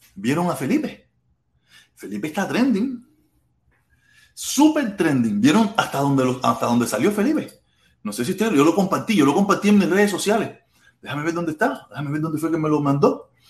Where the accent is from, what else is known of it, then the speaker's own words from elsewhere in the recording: Havana, Cuba; moved away; Yo soy un cubano más. Nacido en Cuba, en La Habana, en el Vedado, en maternidad de línea, el 25 de agosto